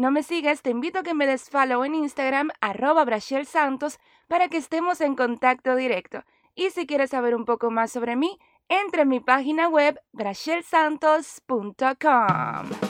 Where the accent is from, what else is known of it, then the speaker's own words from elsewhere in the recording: Dominican Republic; moved away as an adult; now in Miami, United States; soy actriz dominicana